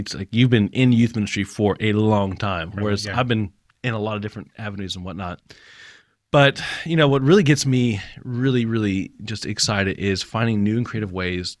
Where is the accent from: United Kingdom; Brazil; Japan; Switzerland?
Japan; I grew up in Japan, but I don't know if I'm wired to do ministry in Japan.